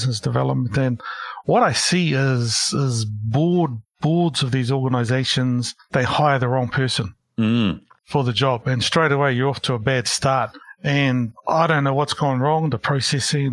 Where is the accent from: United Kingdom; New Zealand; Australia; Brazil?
New Zealand; Porirua, Wellington; moved away as an adult; also born or lived in Christchurch / Hamilton; now in Auckland, New Zealand; I grew up in Porirua, Wellington